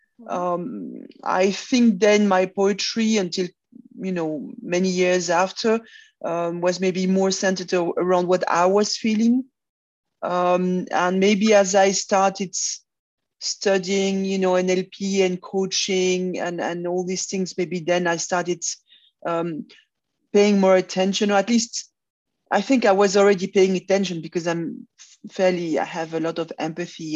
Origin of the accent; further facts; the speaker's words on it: Brussels, Brussels-Capital Region, Belgium; also born or lived in Congo / Belfast, Northern Ireland; I was born in Brussels, but my parents were living in Africa at the time, in Zaire, now Congo. So, I've spent 7 years in Congo. Then we came back around Brussels